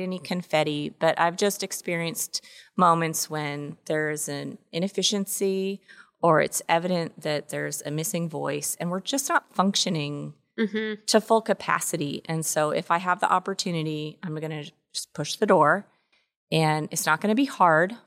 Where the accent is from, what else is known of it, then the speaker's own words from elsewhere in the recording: Washington, United States; moved away; also born or lived in Texas; I grew up in Washington State